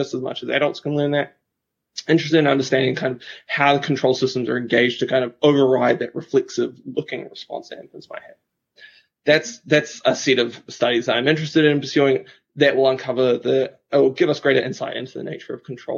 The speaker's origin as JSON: {"language": "English", "town": "Christchurch", "region": "Canterbury", "country": "New Zealand", "tie": "born or raised there", "said": "So I'm from New Zealand, a beautiful country in the Southern Hemisphere. And I grew up in a city in New Zealand called Christchurch"}